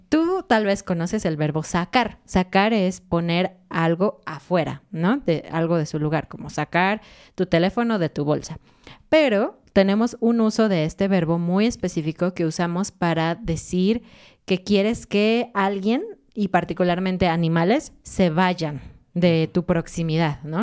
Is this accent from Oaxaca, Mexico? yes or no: no; Mexico City, Mexico; moved away as an adult; now in Querétaro, Mexico; somos de Ciudad de México, así que eso es lo que conocemos, lo que lo que vivimos durante muchos años